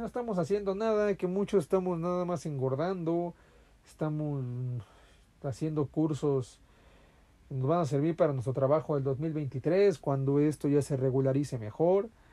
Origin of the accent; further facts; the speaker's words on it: Mexico; aquí en mi, en mi país